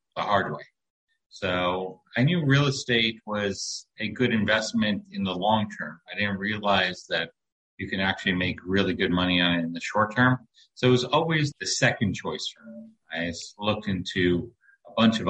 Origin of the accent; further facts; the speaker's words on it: New York City, New York, United States; moved away as an adult; now in Lake Worth, Florida, United States; I grew up in New York City, and we moved around a little bit as a child, but I ended up back in New York. And I went to high school and college in New York